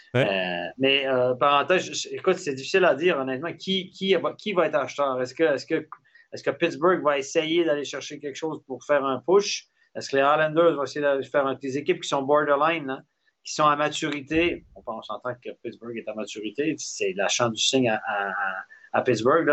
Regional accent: Quebec City, Quebec, Canada; c'est mon bled, c'est là d'où je viens, la région de Québec

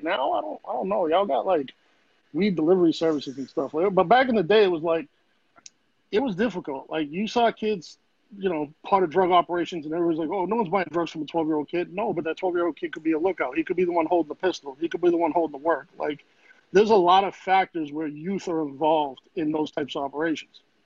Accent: Boston, Massachusetts, United States; moved away as an adult; now in Florida, United States; where I grew up in Grove Hall, we didn't really have projects, but the whole thing's a project

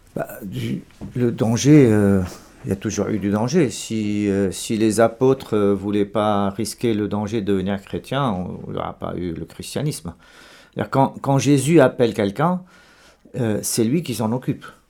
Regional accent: Lebanon; moved away as an adult; also born or lived in Dubai / Marseille / Madrid / Rome; je suis né au Liban et j'ai fait mes études au Liban

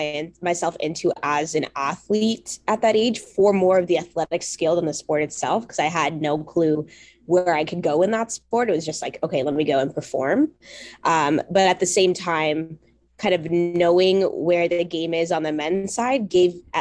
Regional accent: Mississauga, Ontario, Canada; I was very fortunate growing up in the Peel region, and we had flag football. I think the high schools hosted flag football for our middle schools, at least in the area I grew up in, Mississauga.

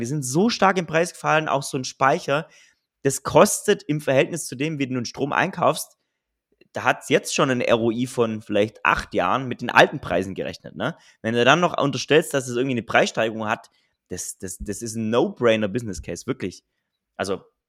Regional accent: Southern Germany, Germany; ich komme ja aus dem Süden von Deutschland

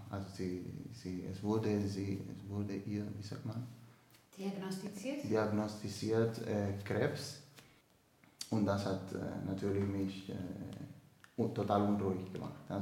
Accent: Dominican Republic; German is a second language; Ich komme aus der Dominikanischen Republik bin 25 Jahre alt, ähm, bin der vierte von vier Geschwistern, alle Brüder.

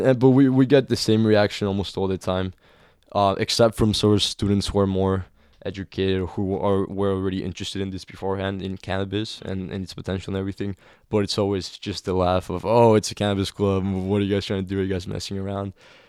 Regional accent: Cancun, Quintana Roo, Mexico; Yeah, in Cancun. The crown jewel of Mexican tourism. But still was affected by the violence created directly by the war on drugs.

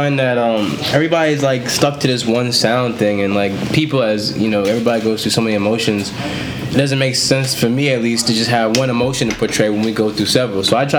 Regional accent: Queens, New York, United States; I'm from New York.

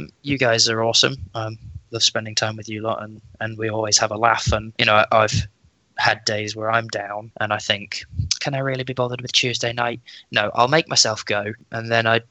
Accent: Leicester, East Midlands, United Kingdom; moved away as an adult; I'm from Leicester originally.

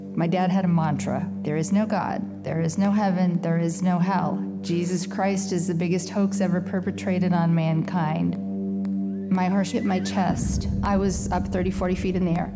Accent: Iowa, United States; I grew up in Council Iowa, in a Jewish family

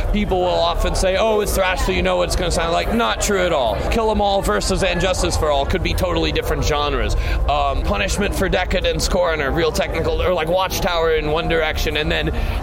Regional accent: Los Angeles, California, United States; We live like an hour away. We're from Los Angeles

